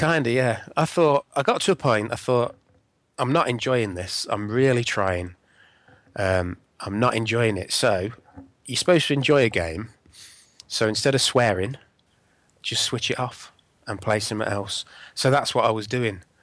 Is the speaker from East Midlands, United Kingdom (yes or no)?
yes; Northamptonshire, East Midlands, United Kingdom; I grew up in Northamptonshire